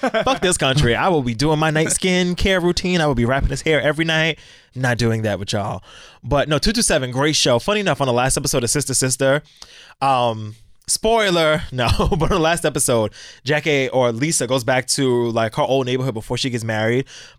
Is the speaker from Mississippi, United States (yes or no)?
no; New York City, New York, United States; I'm such a New Yorker.